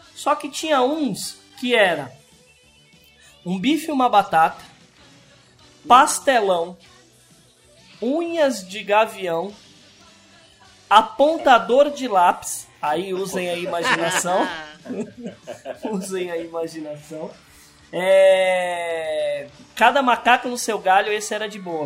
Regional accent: Sumaré, São Paulo, Brazil; also born or lived in Capivari; a gente mudou de Sumaré

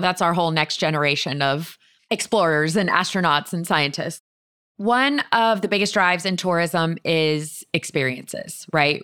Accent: Florida, United States; I grew up in Florida

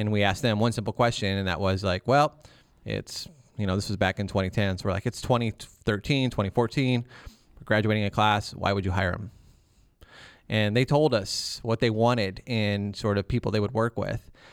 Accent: Milan, Ohio, United States; Northern Ohio. This is the Milan area

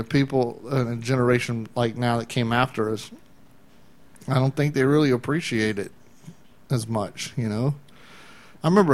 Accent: Atlanta, Georgia, United States; I grew up in the Atlanta, Georgia area

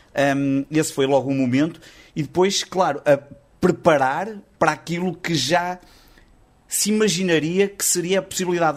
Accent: the North, Northern Portugal, Portugal; eu também sou do Norte, eu estou no Porto

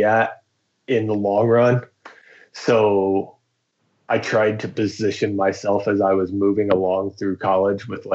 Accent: Florida, United States; moved away as an adult; now in Bozeman, United States; I'm born and raised in Florida

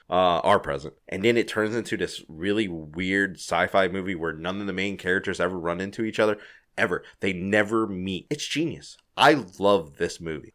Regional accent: Louisiana, United States; I'm from Louisiana

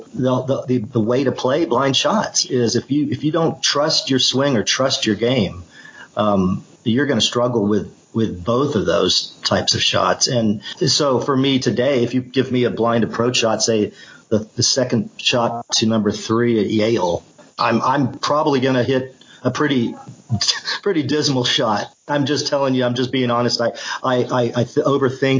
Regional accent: Melbourne, Victoria, Australia; moved away; I grew up playing in Australia. You know, I was 10 years old, and that's where I got introduced to the game

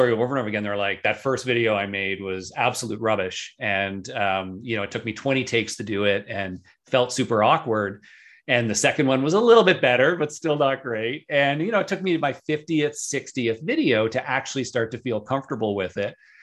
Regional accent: just outside of Toronto, Ontario, Canada; here in my hometown, just outside of Toronto in Canada.

